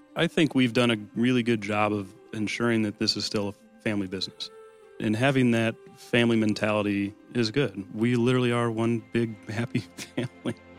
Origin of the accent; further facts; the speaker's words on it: Lake Orion, Michigan, United States; also born or lived in Oakland Township, Michigan; I grew up in Lake Orion, in Oakland Township's my home now